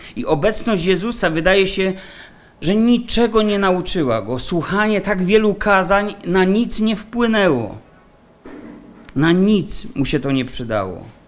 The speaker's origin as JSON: {"language": "Polish", "region": "Silesian Voivodeship", "country": "Poland", "said": "u nas na Śląsku"}